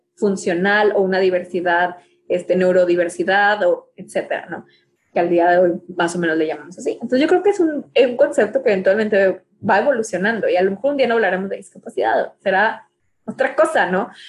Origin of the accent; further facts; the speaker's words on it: Mexico; me identifico como mexicana